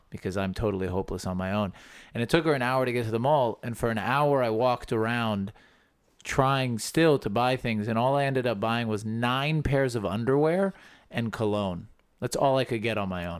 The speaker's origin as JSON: {"language": "English", "country": "United States", "tie": "born or raised there", "said": "I, I grew up in the States"}